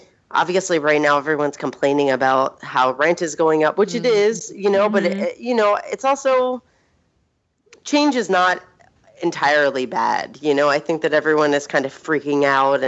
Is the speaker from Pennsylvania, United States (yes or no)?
yes; Philadelphia, Pennsylvania, United States; moved away as an adult; also born or lived in New York; now in Seattle, United States; I grew up in Philadelphia